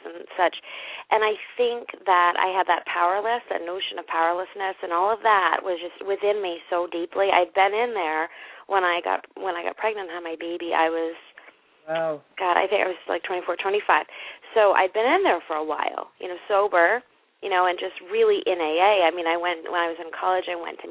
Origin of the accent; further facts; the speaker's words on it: New England, United States; I'm from New England, and our states are kind of like your towns